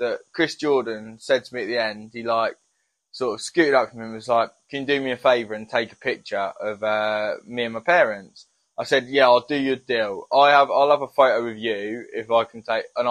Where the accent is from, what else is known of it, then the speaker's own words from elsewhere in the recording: Worthing, South East England, United Kingdom; I'm from Worthing